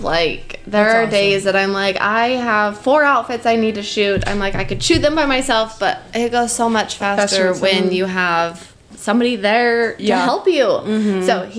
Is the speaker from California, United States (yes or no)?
no; Utah, United States; moved away as an adult; now in Idaho, United States; I grew up in Utah. We recently just moved to Idaho.